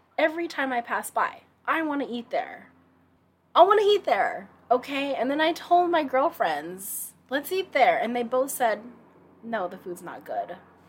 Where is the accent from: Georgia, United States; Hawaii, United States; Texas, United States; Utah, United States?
Hawaii, United States; now in Seattle, United States; when I was a little girl growing up in Hawaii